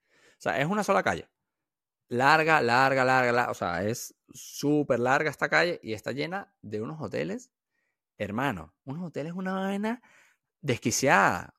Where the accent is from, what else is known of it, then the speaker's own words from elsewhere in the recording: Venezuela; yo no soy de aquí, yo soy de Venezuela